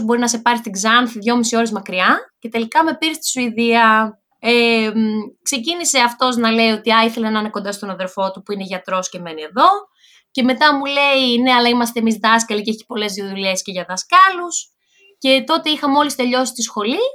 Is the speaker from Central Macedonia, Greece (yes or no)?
yes; Thessaloniki, Central Macedonia, Greece; moved away as an adult; now in Sweden; εγώ είμαι από τη Θεσσαλονίκη, δεν είχα σκοπό να φύγω, όχι από τη Θεσσαλονίκη, δεν είχα σκοπό να φύγω από την Καλαμαριά, που είναι η περιοχή, Α, η γειτονιά